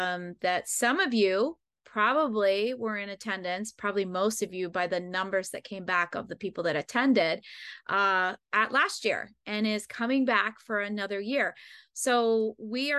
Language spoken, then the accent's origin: English; Pennsylvania, United States; moved away; I grew up in Pennsylvania.